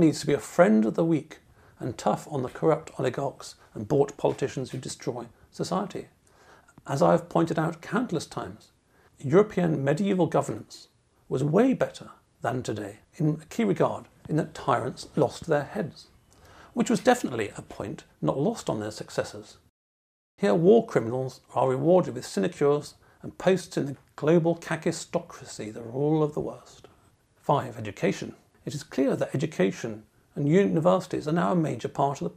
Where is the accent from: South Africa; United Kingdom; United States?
United Kingdom; England; being English